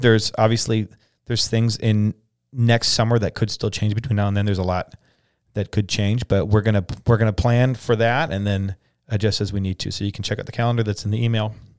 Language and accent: English; United States; we wanna be Christians first in American Second.